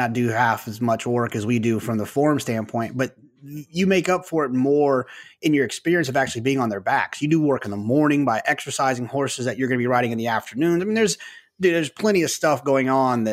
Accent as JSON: {"language": "English", "region": "the South", "country": "United States", "said": "I'm from the South, so like, you know, obviously football is huge here"}